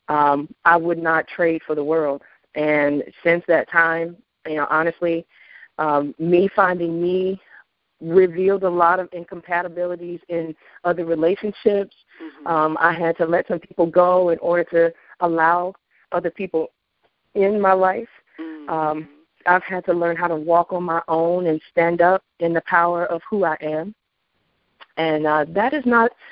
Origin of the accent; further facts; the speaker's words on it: Memphis, Tennessee, United States; moved away as an adult; I'm originally from Memphis